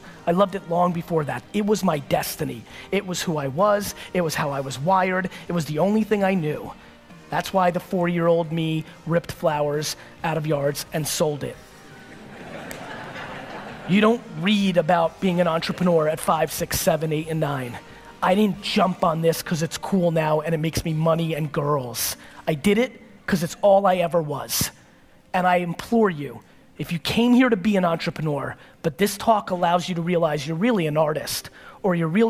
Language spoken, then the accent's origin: English; California, United States; I know tons of people who I grew up with in the Silicon Valley boom